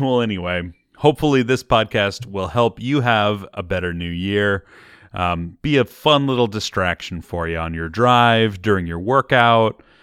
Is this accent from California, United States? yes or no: yes; Bay Area, California, United States; We're from the Bay Area